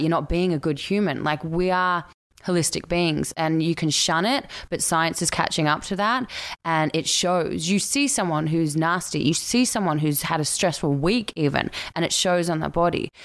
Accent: Australia; accent: Australian; moved away as an adult; now in Vancouver, Canada; I'm Australian

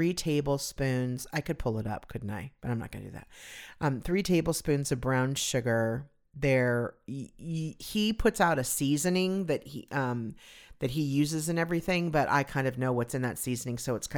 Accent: California, United States; It was an outdoor shopping mall that I grew up near in Southern California.

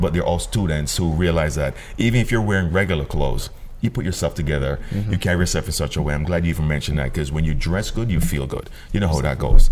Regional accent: Jamaica; moved away; growing up in Jamaica, where uniform was also very beneficial for us

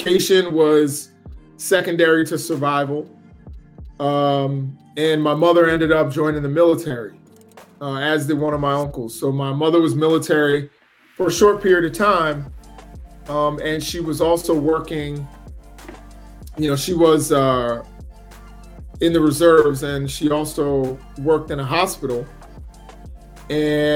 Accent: Maryland, United States; also born or lived in New York City, United States / Philadelphia, United States; after growing up in Philadelphia for about 6 years, my family moved to Maryland. And that's where I've been ever since

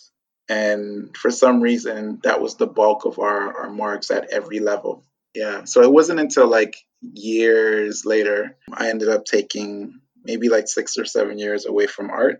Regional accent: Toronto, Ontario, Canada; also born or lived in Ghana / France / Montreal; when I was 4, they sent for me. And we lived in France for about a year, then moved to Montreal, and then finally settled in Toronto.

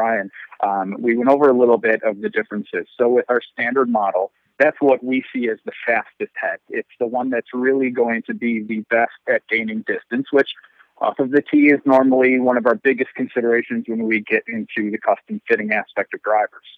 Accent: Western New York, United States; I'm originally from Western New York myself

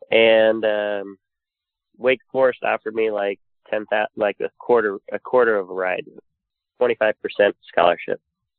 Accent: Phoenix, Arizona, United States; So they moved to Phoenix in 71, and I was born in 73 in Phoenix, Arizona.

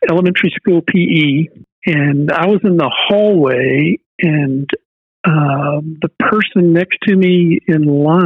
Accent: Bay City, Texas, United States; also born or lived in McAllen, Texas; Grew up in Bay City, and the formative years of my life were spent in Bay City

